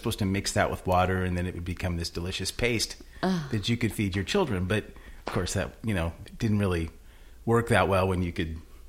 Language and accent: English; Manson, Iowa, United States; I'm from Manson, big town of Manson, Iowa, you know, not too far away from here.